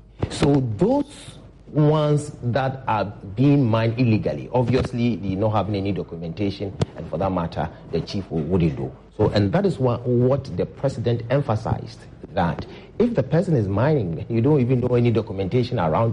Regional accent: Ghana; I'm worried as a Ghanaian.

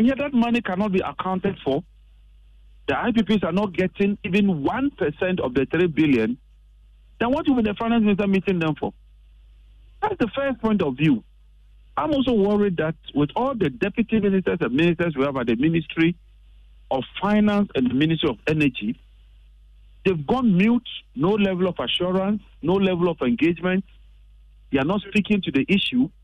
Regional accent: Ghana; I'm very, very worried as a Ghanaian

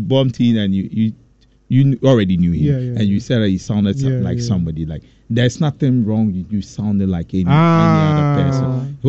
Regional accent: Kumasi, Ashanti, Ghana; No, in Kumasi. I'm from Ghana. In Kumasi.

